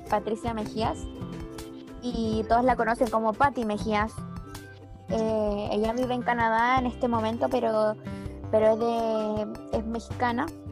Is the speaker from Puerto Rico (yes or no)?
no; Chile; born or raised there